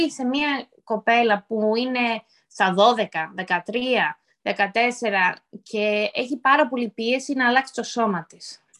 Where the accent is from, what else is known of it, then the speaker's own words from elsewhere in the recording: Greece; είμαι Ελληνίδα, όλοι νομίζουν είμαι από Πορτορίκο, γιατί έχω τις καμπύλες, αυτό.